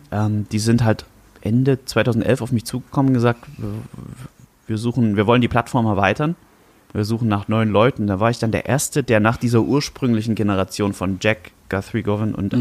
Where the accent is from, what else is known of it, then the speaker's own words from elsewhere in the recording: Germany; moved away as an adult; ich bin am Fuße des Erzgebirges aufgewachsen, habe dort gewohnt, bis ich 18 war